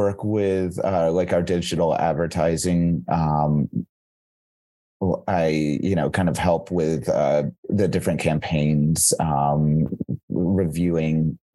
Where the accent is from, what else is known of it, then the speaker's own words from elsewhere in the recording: North Carolina, United States; now in Chicago, United States; I'm originally from North Carolina in the East Coast of the United States